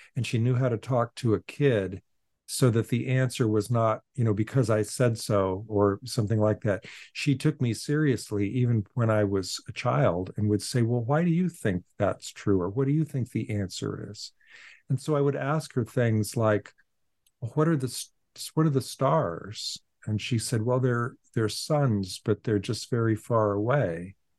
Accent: Portland, Oregon, United States; now in Boston, United States; I was born in Portland, Oregon, and I went to the local public schools

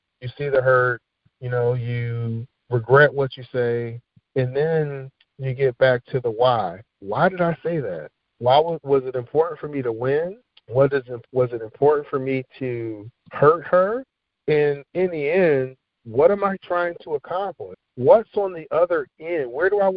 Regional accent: Philadelphia, Pennsylvania, United States; moved away as an adult; now in Richmond, United States; growing up in Philadelphia

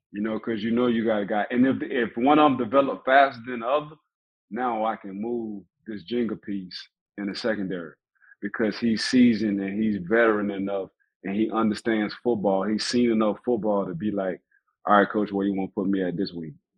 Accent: New Orleans, Louisiana, United States; growing up how I grew up in New Orleans, um, at a time between 94 and 98, we was like the murder capital of the world

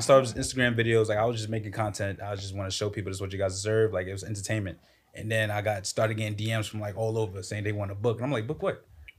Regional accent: New York City, New York, United States; From Queens

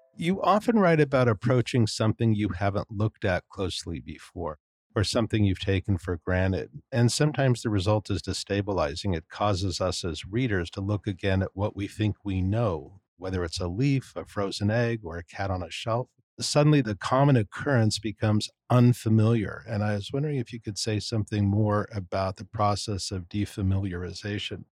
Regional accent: California, United States; moved away; being a Californian myself originally

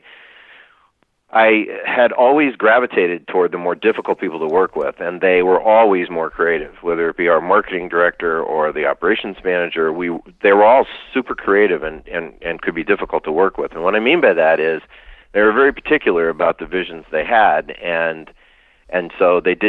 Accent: near Lake Wallenpaupack, Pennsylvania, United States; I was raised near Lake Wallenpaupack in Pennsylvania.

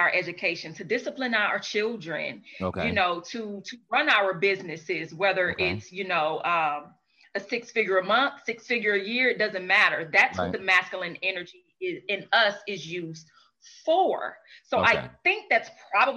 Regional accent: St. Louis, Missouri, United States; I'm from St. Louis

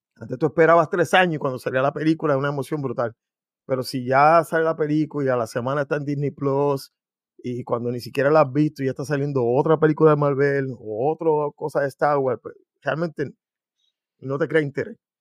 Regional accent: Puerto Rico; yo soy puertorriqueño

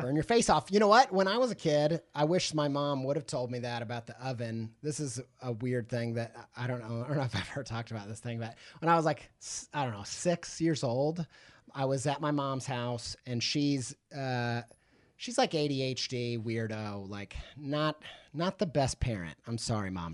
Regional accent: Midwest, United States; I grew up in the Midwest

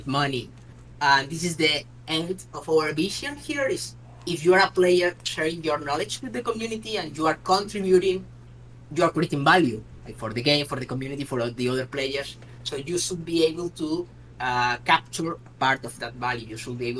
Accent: Spain; I'm from Spain

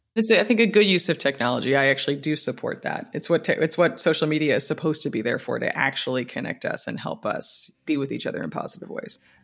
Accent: United States; as an American

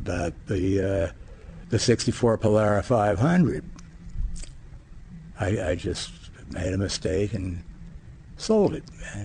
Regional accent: United States; growing up in America

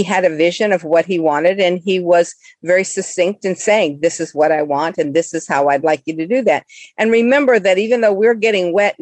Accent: Florida, United States; I was born in Florida

